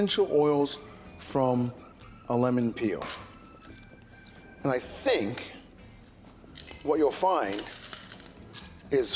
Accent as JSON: {"language": "English", "country": "Trinidad & Tobago", "said": "I'm from Trinidad"}